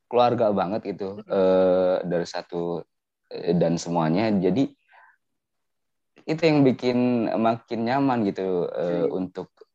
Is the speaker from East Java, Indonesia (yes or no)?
no; Subang, West Java, Indonesia; dari Subang